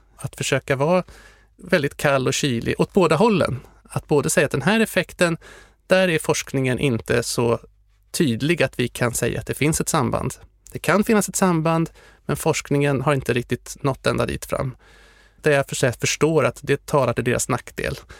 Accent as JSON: {"language": "Swedish", "country": "Sweden", "said": "Jag var den enda från Sverige."}